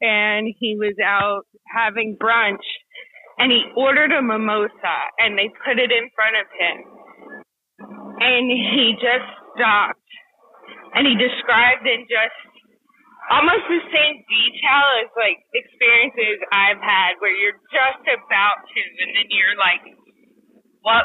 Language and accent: English; Kentucky, United States; I'm from Kentucky, so yeah, I grew up like steeped